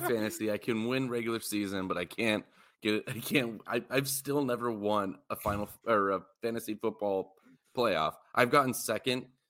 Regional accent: Las Vegas, Nevada, United States; we're from Vegas

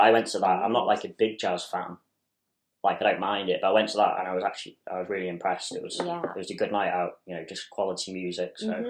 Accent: Chester, North West England, United Kingdom; also born or lived in Ayrshire, Scotland; I'm originally from Chester

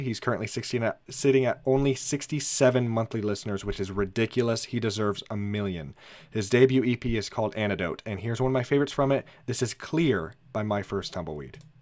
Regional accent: Indianapolis, Indiana, United States; we are from Indiana, specifically from Indianapolis.

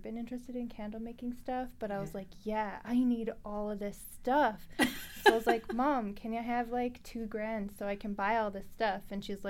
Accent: Edmonton, Alberta, Canada; also born or lived in Vancouver / Saskatchewan; I was born and raised in Edmonton, and I have a family here. And but my Indigenous roots are actually from Saskatchewan.

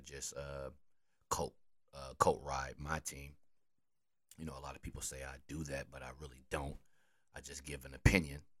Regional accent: Wisconsin, United States; I'm from Wisconsin

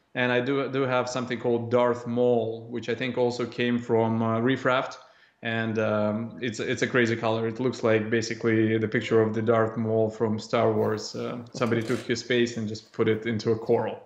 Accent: Russia; moved away as an adult; now in Canada; at five or six years old, uh, growing up in Russia

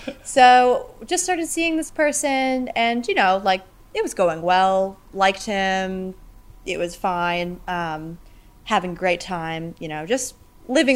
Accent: Maine, United States; moved away as an adult; now in Longreach, Australia; I am from a state called Maine up north

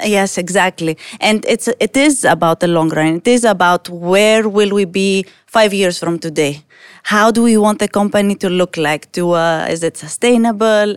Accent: Greece; now in United Arab Emirates; I come from Greece, a very different market. And then I come here

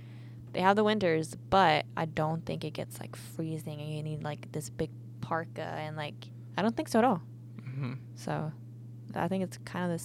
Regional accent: Sweden; English is a second language; whenever I tell people that I'm from Sweden or they like ask like, where are you from? This and that. They're like, oh, well, you don't have an accent.

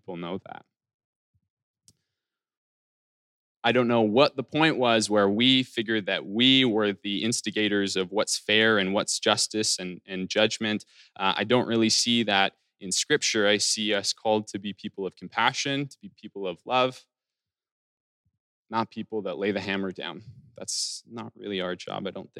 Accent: Alberta, Canada; the town that I'm from, or that I grew up in Alberta.

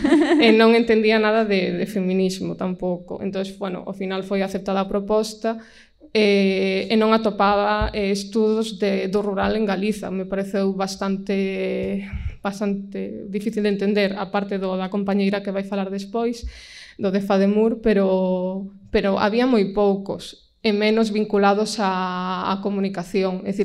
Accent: A Pobra do Caramiñal, Galicia, Spain; now in Vigo, Spain; eu son do, da Pobra do Caramiñal, que é na costa, na zona do Barbanza, entón tampouco son unha, unha muller do rural rural, pero sí que son dunha vila de menos de 10.000 habitantes.

